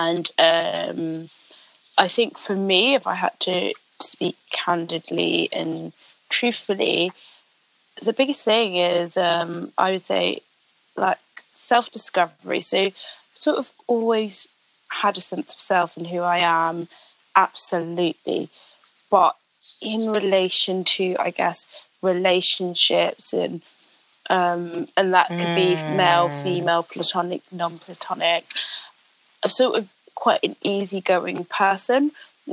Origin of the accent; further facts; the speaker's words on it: London, United Kingdom; I'm from London